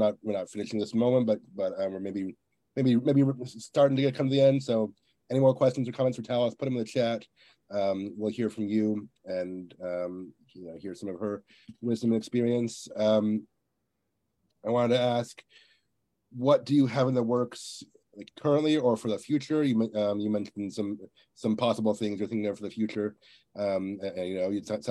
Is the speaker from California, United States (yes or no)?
no; Virginia, United States; now in Texas, United States; I'm from Virginia, but I live in Texas now